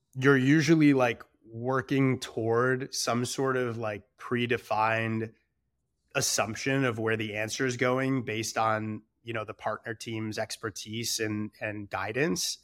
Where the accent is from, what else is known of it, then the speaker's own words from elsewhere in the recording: Detroit, Michigan, United States; I'm originally from Michigan and, uh, you know, a small suburb in Metro Detroit. And I think, you know, it's just like a pretty good traditional, like, regular suburban upbringing.